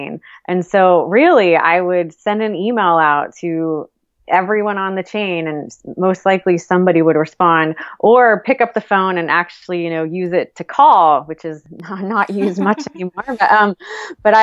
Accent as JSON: {"language": "English", "town": "Austin", "region": "Texas", "country": "United States", "tie": "born or raised there", "said": "my hometown in Austin"}